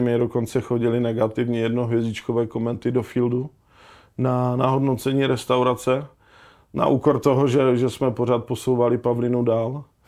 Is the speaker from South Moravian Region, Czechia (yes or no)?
no; Ostrava, Moravian-Silesian Region, Czechia; já jsem prostě kluk z Ostravy